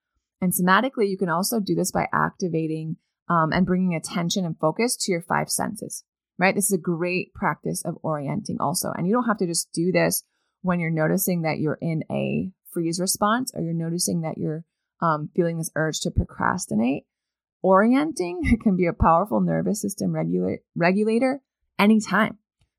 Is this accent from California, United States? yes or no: no; Maine, United States; And if you live, I don't know, beyond the wall, like I did where I grew up in Northern Maine